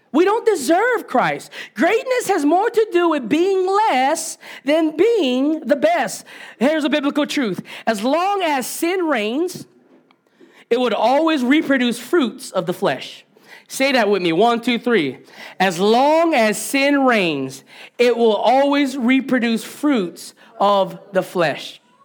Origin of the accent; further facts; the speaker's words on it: Hawaii, United States; I am Hawaiian. I'm Kanaka Maoli